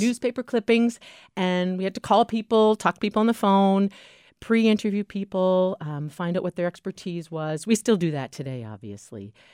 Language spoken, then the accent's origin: English; Keene, New Hampshire, United States; moved away as an adult; also born or lived in Washington, D.C.; most people know I'm from New Hampshire. I graduated from Keene High School